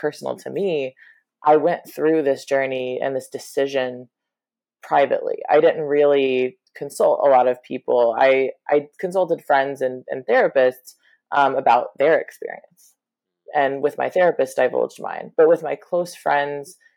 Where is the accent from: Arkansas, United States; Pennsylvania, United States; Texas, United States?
Arkansas, United States; moved away as an adult; now in New York City, United States; I was raised in Arkansas